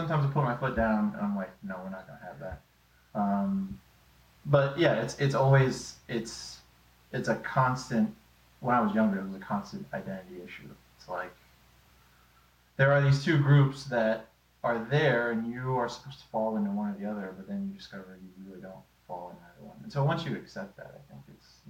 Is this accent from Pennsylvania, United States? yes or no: no; Houston, Texas, United States; I grew up in Greens Point. I went to Bannel Middle School. You know, it's predominantly black community. I was always the white kid.